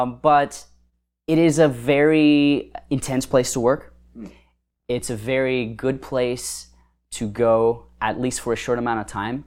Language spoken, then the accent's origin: English; United States; as an American with all the blessings we have as Americans